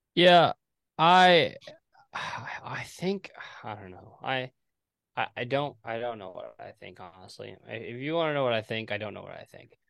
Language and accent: English; Texas, United States; I'm from Texas, but I'm not, like, from Texas